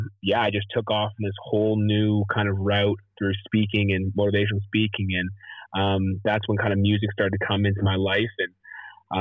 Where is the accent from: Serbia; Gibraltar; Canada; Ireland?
Canada; moved away as an adult; also born or lived in Nashville; come home to Canada